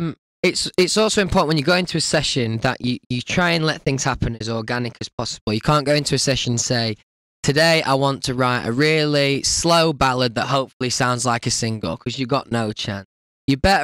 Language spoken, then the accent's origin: English; Doncaster, Yorkshire and the Humber, United Kingdom; Doncaster, where I'm from.